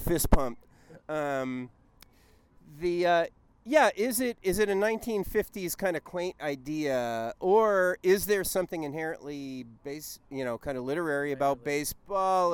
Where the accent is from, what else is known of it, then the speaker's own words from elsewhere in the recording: Southern California, United States; I'm from Southern California